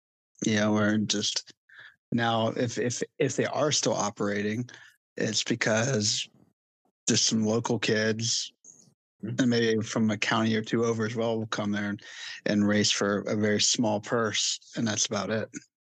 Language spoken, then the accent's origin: English; South Boston, Virginia, United States; moved away; South Boston Speedway, my hometown.